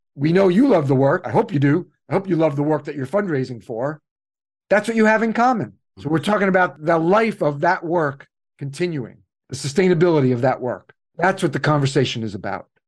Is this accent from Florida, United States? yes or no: no; New York City, New York, United States; I'm from New York City.